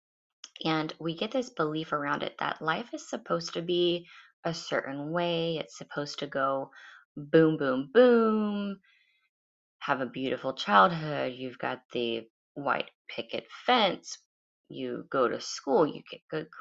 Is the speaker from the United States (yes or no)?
yes; United States; I live in America, I'm an American